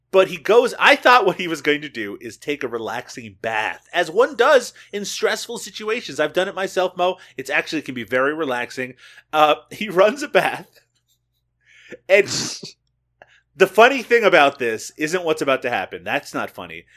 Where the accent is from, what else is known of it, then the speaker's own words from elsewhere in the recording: Canada; I'm Canadian